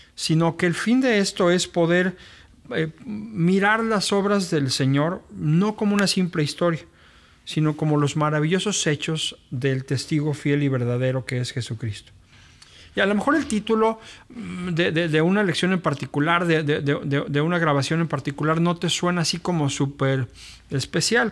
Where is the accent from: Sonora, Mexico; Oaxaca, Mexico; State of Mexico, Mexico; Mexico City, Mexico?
Mexico City, Mexico; moved away as an adult; now in Monterrey, Mexico; yo soy originario de la Ciudad de México pero tengo radicando acá en la ciudad ya pues 22 años acá.